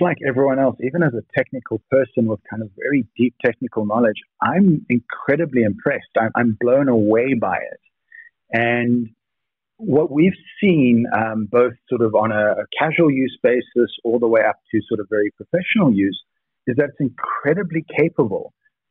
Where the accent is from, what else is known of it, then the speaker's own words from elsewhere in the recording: Cape Town, Western Cape, South Africa; Lots of people think I'm British. I just, you know, grew up in Cape Town and had a very uptight grandmother.